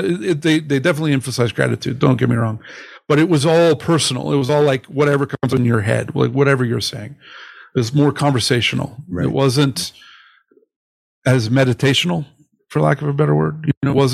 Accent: Utah, United States; also born or lived in Canada; I grew up in Utah, okay, largely

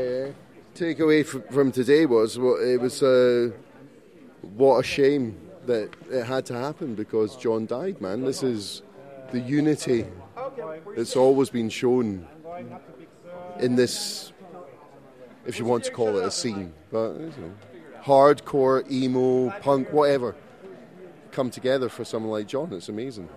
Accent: Scotland, United Kingdom; Flew from Scotland three days ago

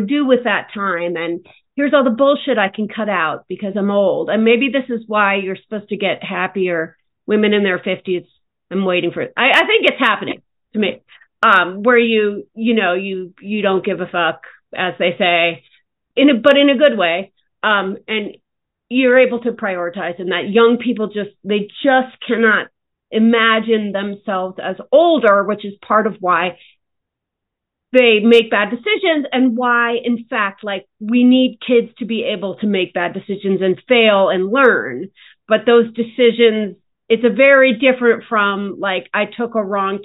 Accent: New York, United States; as a New Yorker

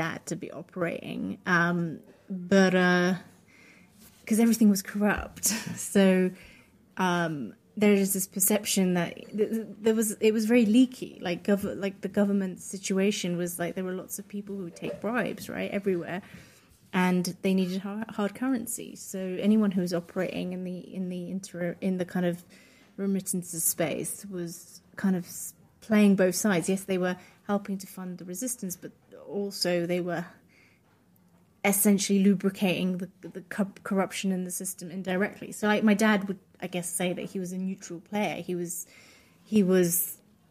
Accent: United Kingdom; first language Polish; English is a second language; also born or lived in Poland; I'm Polish English. I was born in the UK, but I grew up in a very Polish household. So I didn't learn English until I went to school.

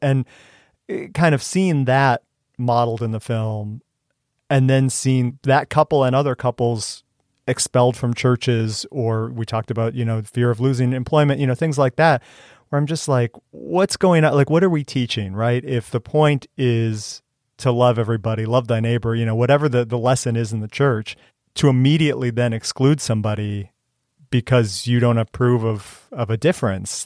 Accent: Cleveland, Ohio, United States; moved away as an adult; also born or lived in Missouri; I grew up outside of Cleveland, Ohio

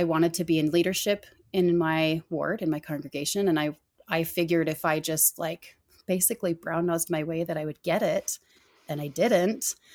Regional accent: Arizona, United States; growing up in Arizona

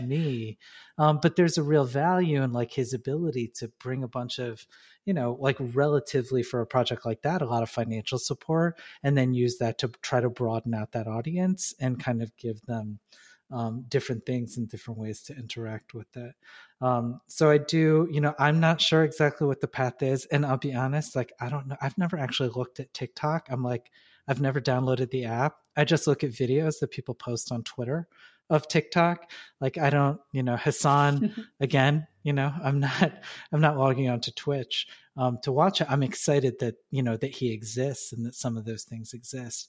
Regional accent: Detroit, Michigan, United States; also born or lived in New York; now in Chicago, United States; I was born in Detroit. I live in Chicago.

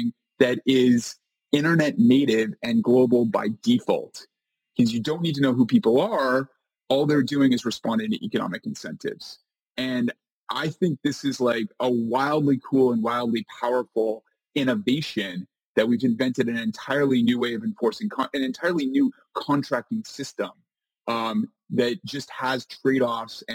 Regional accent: Canada; moved away as an adult; now in New York City, United States; I am a Canadian. I'm Canadian

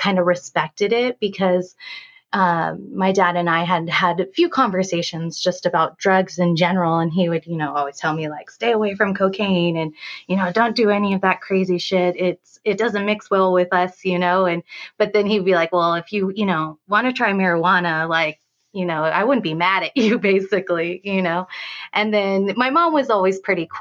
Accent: Pasadena, California, United States; now in Vista, United States; I am originally from the Pasadena area

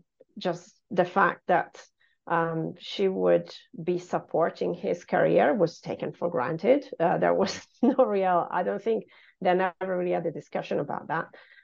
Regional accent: Italy; also born or lived in Genoa; So I grew up in Italy, not in this region, though. So I was born in Genova, which is a little bit further south on the coast. And then I moved through different towns, three different towns with my mom and dad because of my dad's job moving around.

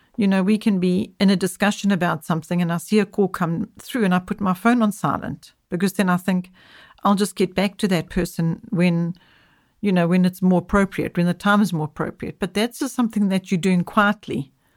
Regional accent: South Africa; I'm speaking from South Africa

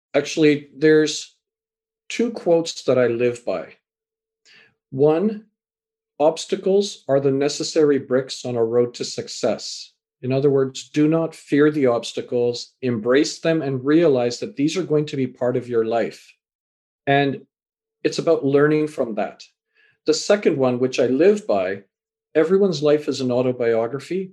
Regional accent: Canada; also born or lived in England; born in England, raised in Canada

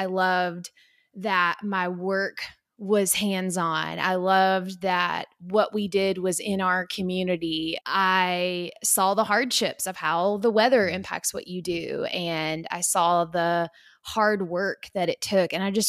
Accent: Kentucky, United States; also born or lived in Indiana; I grew up in Kentucky. If you can't hear it in my voice, then I'll tell you. I grew up in a very, very small town in Kentucky.

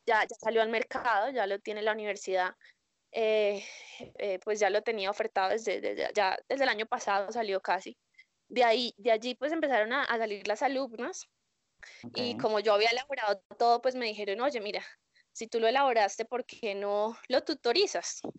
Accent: Colombia; yo soy colombiana

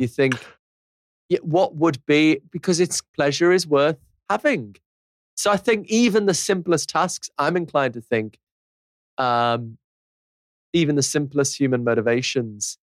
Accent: Liverpool, North West England, United Kingdom; I'm from Liverpool

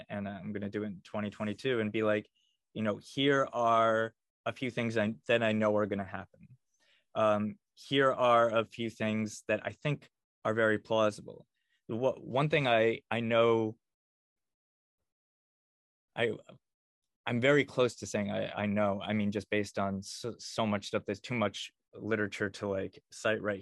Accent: Connecticut, United States; moved away as an adult; now in Austin, United States; in Connecticut, my home state

